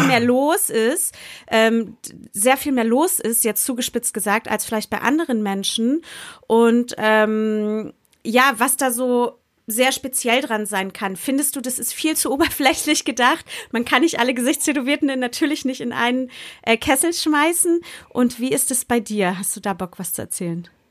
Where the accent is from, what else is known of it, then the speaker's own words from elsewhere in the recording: Berlin, Germany; Jetzt sind Jule und ich Berlinerinnen